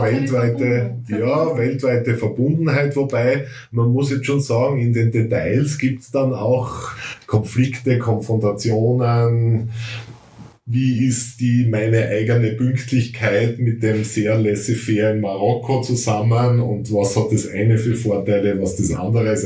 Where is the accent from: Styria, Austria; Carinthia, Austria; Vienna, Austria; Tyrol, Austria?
Styria, Austria